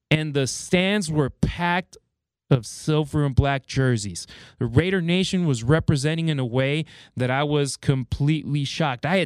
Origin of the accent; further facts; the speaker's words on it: Mexico; So she took us to Mexico, and I grew up in Mexico. I lived out there for 12 years.